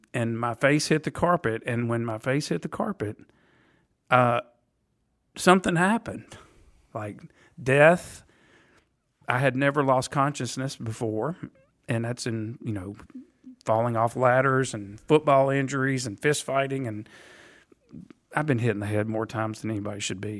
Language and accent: English; Nashville, Tennessee, United States; also born or lived in Tuscaloosa, Alabama; I am a Nashville native